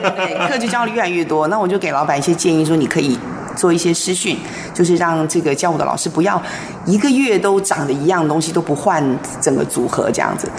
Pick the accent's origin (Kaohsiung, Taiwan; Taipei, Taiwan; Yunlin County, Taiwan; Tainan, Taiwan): Taipei, Taiwan; moved away as an adult; also born or lived in Nankan / Linkou / Shanghai; now in Pingzhen, Taiwan; 我是台北人，嗯，其实我嗯，嗯。出生在台北，长大，念书也在台北，嗯哼。可是后来呢，我就，呃，到了很多地方，比如说先去， 然后去南坎，然后到了林口，现在是在中立平镇